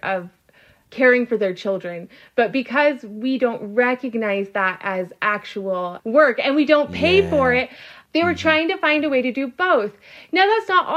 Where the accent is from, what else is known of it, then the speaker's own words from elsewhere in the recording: Southern California, United States; I grew up in Southern California